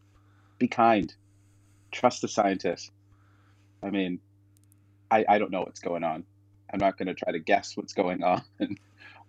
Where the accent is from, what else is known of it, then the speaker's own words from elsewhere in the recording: Toronto, Ontario, Canada; moved away as an adult; now in Vancouver, Canada; I grew up in Toronto, actually Scarborough, Ontario, which is a little bit outside of Toronto. But I consider myself a Torontonian